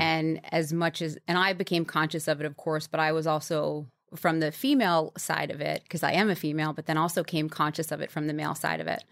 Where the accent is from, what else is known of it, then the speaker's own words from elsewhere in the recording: New York, United States; I grew up in New York